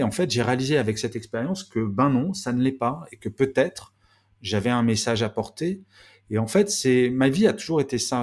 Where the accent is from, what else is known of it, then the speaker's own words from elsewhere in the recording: Grenoble, Auvergne-Rhône-Alpes, France; Je suis né à Grenoble